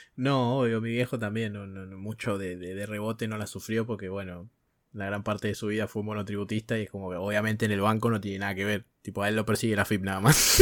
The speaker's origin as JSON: {"language": "Spanish", "country": "Argentina", "said": "Fallé como argentino"}